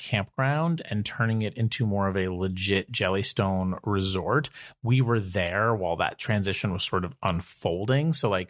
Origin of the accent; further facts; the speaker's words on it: East Coast, United States; We're also from the East Coast. And it's like, if there were amazing boondocking sites all around where I live, we would be there.